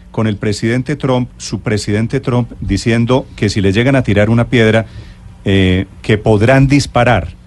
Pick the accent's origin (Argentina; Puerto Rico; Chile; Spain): Puerto Rico; now in San Diego, United States; No, yo soy puertorriqueño.